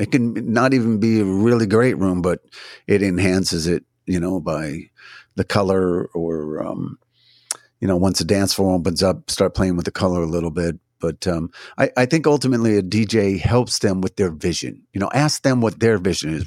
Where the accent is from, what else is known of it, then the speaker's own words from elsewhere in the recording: New Jersey, United States; now in Washington, D.C., United States; I'm originally from New Jersey